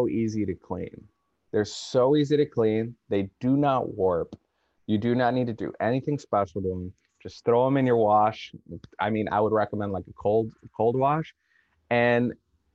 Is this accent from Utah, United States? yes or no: no; Rockford, Illinois, United States; And the band I was in at the time, …, we had a pretty decent local following in Rockford